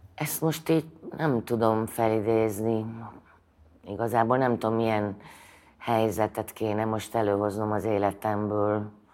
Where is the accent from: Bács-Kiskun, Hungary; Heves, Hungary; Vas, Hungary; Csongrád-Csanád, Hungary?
Vas, Hungary; Szombathely; moved away; szombathelyi vagyok